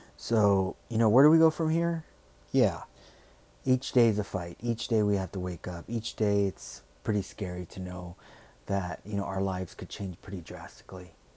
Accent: United States; who we are, what we stand for as Americans.

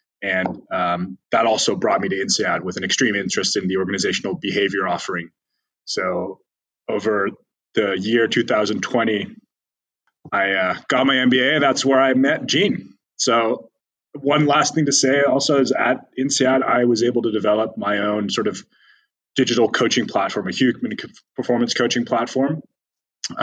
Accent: Amsterdam, North Holland, Netherlands; from Amsterdam, also currently calling in from Amsterdam, the Netherlands, which is where I was bor

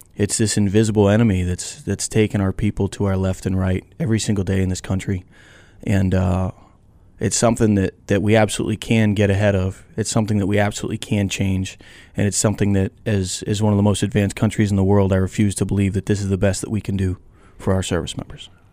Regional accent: Ashburnham, Massachusetts, United States; I grew up on Sunset Lake in Ashburnham, Massachusetts.

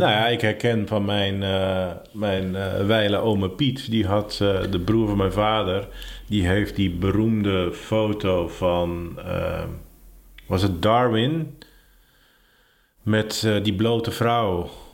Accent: Ursem, North Holland, Netherlands; also born or lived in Heerhugowaard; Ik fietste vroeger altijd van mijn geboortedorp Ursem naar Heerengewaard. Daar zat ik op de middelbare school

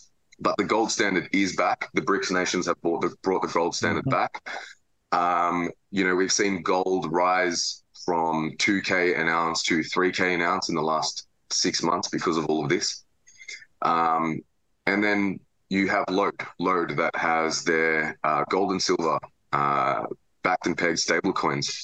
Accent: Melbourne, Victoria, Australia; I'm from Melbourne, Australia.

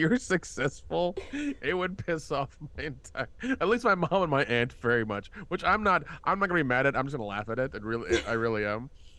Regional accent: the South, United States; it's funny when I tell people I'm from the South, they're like, "You don't sound like it." I'm like, "I killed that accent years ago."

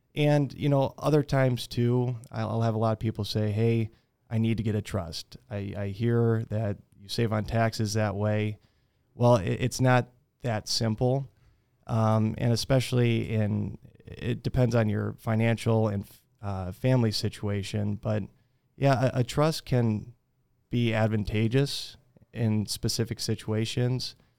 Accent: Fort Dodge, Iowa, United States; also born or lived in Minnesota; I'm originally from Fort Dodge, was raised here

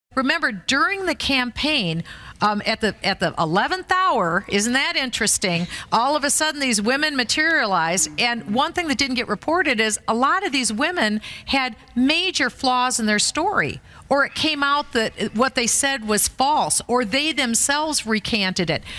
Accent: Minnesota, United States; I'm from Minnesota

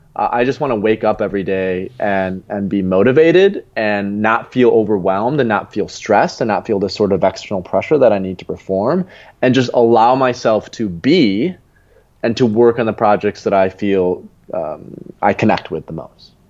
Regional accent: Grand Rapids, Michigan, United States; moved away as an adult; also born or lived in Lisbon; my real home, where I'm from Grand Rapids, Michigan

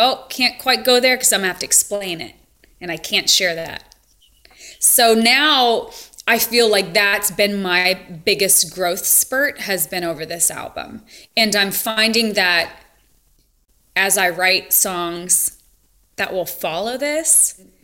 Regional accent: Montana, United States; moved away as an adult; also born or lived in California; growing up in Montana

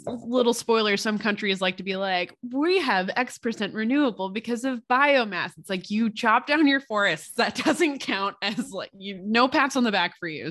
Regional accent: Pottstown, Pennsylvania, United States; now in Phoenixville, United States; in my hometown of Pottstown, Pennsylvania

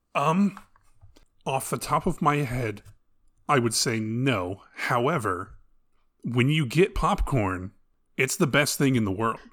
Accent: United States; as an American

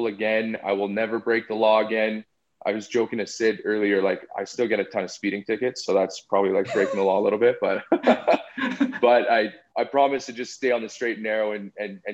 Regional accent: Calgary, Alberta, Canada; also born or lived in Vancouver, Canada; I was born in Vancouver, John's hometown. Moved to Calgary at an early age

